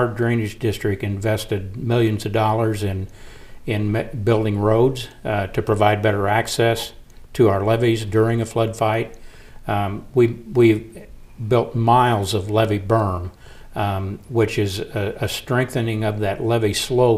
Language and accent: English; Hull, Illinois, United States; moved away as an adult; also born or lived in Quincy, Illinois; I grew up in Hull. I'm from Hull. Yeah. I'm from Pike County